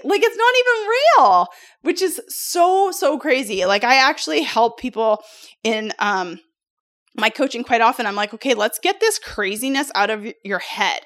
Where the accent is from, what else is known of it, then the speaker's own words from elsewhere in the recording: Canada; moved away as an adult; also born or lived in United States; I come from Canada. I'm originally born in Canada.